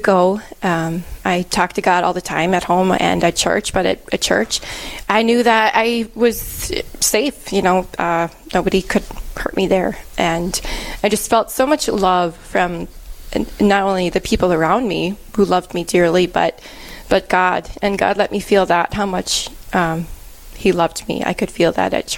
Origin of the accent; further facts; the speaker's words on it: Milwaukee, Wisconsin, United States; moved away as an adult; now in Cook, United States; I'm originally from Milwaukee, Wisconsin, and I live here now in Cook, Minnesota